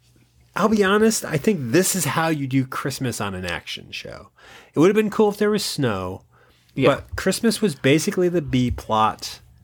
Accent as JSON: {"language": "English", "region": "East Coast", "country": "United States", "tie": "born or raised there", "said": "But again, I grew up on the East Coast."}